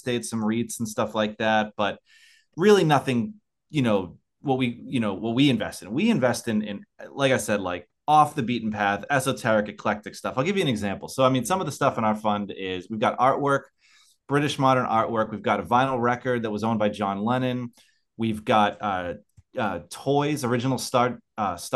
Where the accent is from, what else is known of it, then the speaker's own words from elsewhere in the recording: United States; now in Australia; I live in Australia. I'm an American living in Australia.